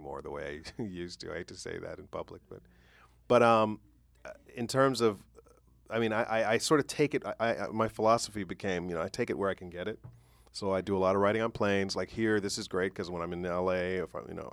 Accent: Chicago, Illinois, United States; I grew up in Chicago

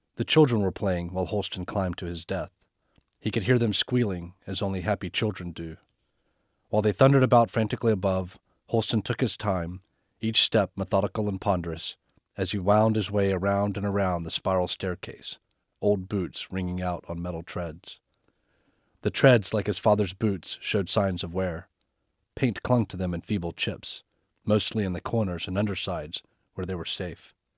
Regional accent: North Carolina, United States; my home state, North Carolina

